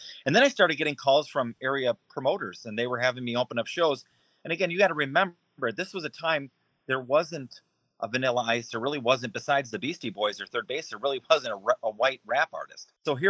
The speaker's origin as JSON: {"language": "English", "town": "Racine", "region": "Wisconsin", "country": "United States", "tie": "born or raised there", "also_born_or_lived": "Illinois / Florida / Minnesota", "moved": "as an adult", "lives_now": "Iowa, United States", "said": "I was born and raised in Racine, Wisconsin, which is just outside Milwaukee. But my career has kind of taken me all across the country, from Wisconsin to Illinois to Florida, Minnesota, and now Iowa."}